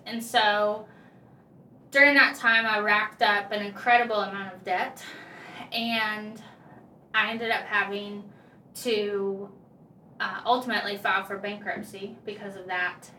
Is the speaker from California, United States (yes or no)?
no; Okeechobee, Florida, United States; moved away as an adult; now in North Carolina, United States; I was a born and raised there in a small little country town called Okeechobee